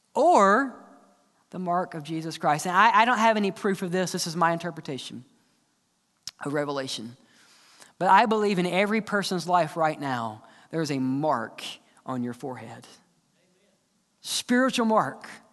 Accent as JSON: {"language": "English", "region": "the South", "country": "United States", "said": "We're just from the South"}